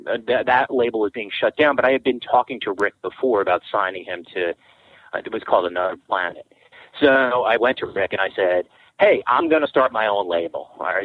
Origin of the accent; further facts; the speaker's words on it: Long Island, New York, United States; also born or lived in Brooklyn; I mean, I was born in Brooklyn, you know, before, way back when, and, you know, grew up on Long Island, kind of before that whole like real scene exploded.